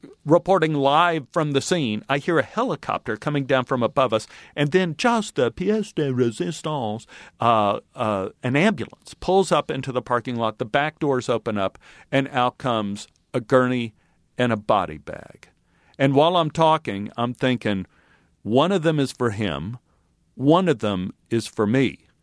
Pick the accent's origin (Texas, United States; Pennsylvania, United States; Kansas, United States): Texas, United States; I grew up in Texas where a man's grocery cart is sacrosanct.